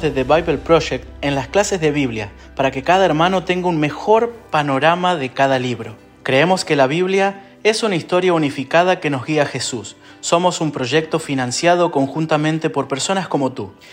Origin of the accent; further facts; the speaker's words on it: Argentina; now in Guadalajara, Mexico; soy de Argentina. Soy pastor en Guadalajara, México